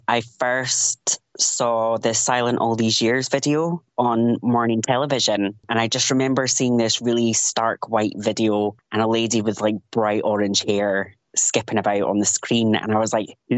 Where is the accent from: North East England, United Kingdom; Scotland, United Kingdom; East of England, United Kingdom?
Scotland, United Kingdom; Highlands of; also born or lived in Edinburgh; now in Dalkeith, United Kingdom; I grew up in the Highlands of Scotland